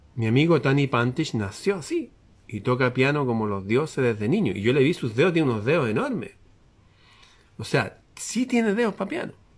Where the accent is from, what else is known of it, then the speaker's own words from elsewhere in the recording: Chile; El ambiente está extraño en mi país